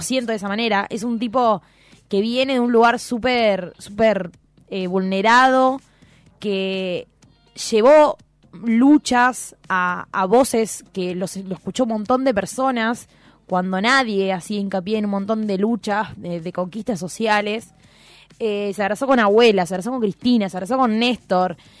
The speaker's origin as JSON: {"language": "Spanish", "town": "Hinojo", "region": "Buenos Aires Province", "country": "Argentina", "said": "cuando yo tenía 14 años, recién estaba arrancando el Dial-Up en Hinojo"}